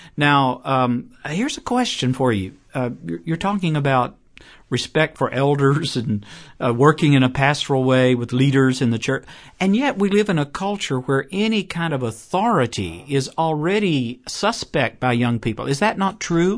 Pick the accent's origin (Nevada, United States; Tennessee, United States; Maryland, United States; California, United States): Tennessee, United States; Chattanooga; Signal Mountain, Tennessee, near Chattanooga, my hometown